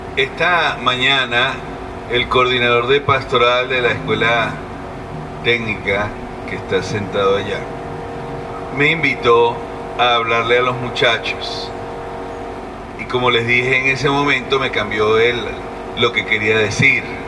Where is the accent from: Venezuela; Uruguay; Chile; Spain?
Venezuela